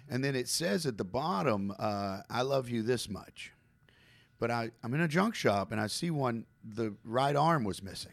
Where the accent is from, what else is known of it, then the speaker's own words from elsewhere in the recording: Campbellsville, Kentucky, United States; I was born in Campbellsville, Kentucky, okay? It's a small town